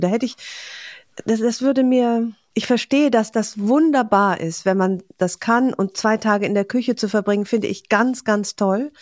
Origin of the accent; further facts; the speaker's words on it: Aachen, North Rhine-Westphalia, Germany; moved away; meiner Heimat